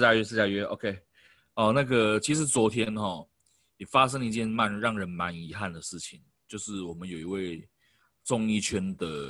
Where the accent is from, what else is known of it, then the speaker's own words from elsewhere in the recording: Taoyuan, Taiwan; 因为我是桃园人嘛